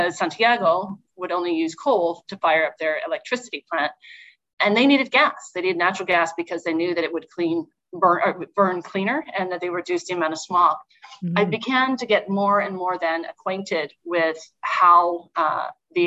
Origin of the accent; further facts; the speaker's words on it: Alberta, Canada; moved away as an adult; also born or lived in United States; as a kid growing up in Alberta